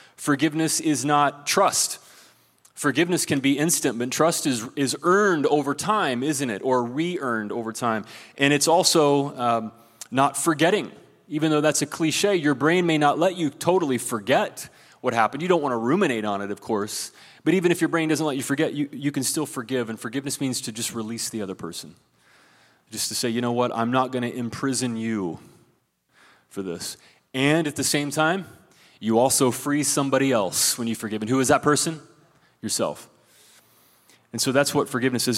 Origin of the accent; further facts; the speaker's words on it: Ohio, United States; moved away; There's a guy from my home state of Ohio